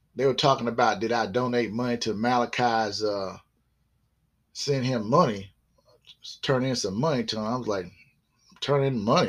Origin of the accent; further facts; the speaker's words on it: South Carolina, United States; also born or lived in Groton, Connecticut / Norfolk, Virginia; we moved from there eventually in the 70s, uh, I would say like the mid 70s to uh, South Carolina, where I still reside in South Carolina